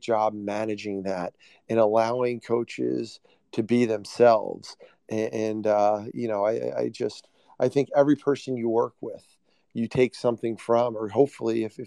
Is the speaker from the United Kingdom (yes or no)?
no; New Jersey, United States; I grew up in South Jersey